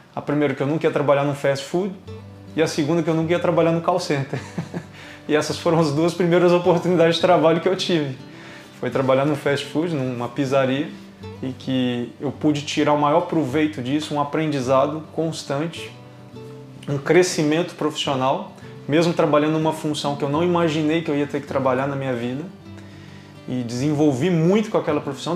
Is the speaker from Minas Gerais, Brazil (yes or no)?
yes; Belo Horizonte, Minas Gerais, Brazil; moved away as an adult; now in Braga, Portugal; sou brasileiro, eh, vivia numa cidade que chamava Belo Horizonte, eh, no estado de Minas Gerais